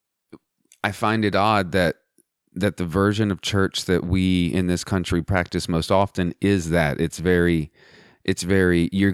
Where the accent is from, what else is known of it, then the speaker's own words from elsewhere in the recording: Southwest Texas, United States; growing up in Southwest Texas